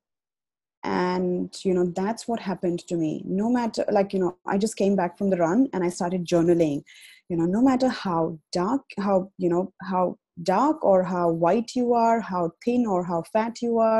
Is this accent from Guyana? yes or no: no; India; moved away as an adult; now in Australia; I have been, you know, born and brought up in India, and I moved to Australia 5 years ago